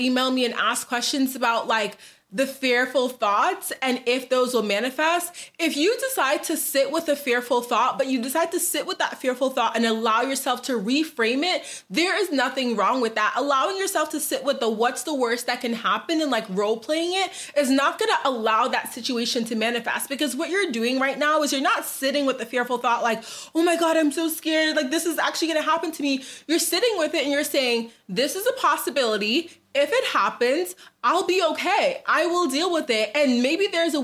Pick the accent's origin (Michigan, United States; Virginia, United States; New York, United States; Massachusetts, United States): Massachusetts, United States; Boston; moved away as an adult; also born or lived in New Jersey; now in Dallas, United States; I'm originally from Boston, but I lived in New Jersey for like a little bit